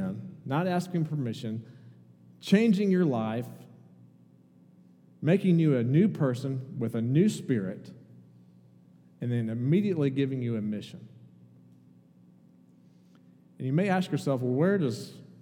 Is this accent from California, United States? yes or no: no; Indiana, United States; moved away as an adult; also born or lived in Kentucky; I grew up in Indiana and went to college in Kentucky